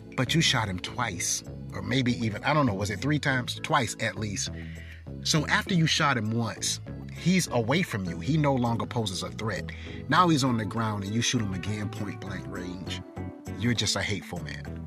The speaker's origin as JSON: {"language": "English", "town": "Darlington", "region": "South Carolina", "country": "United States", "tie": "born or raised there", "said": "when I grew up in Darlington, South Carolina"}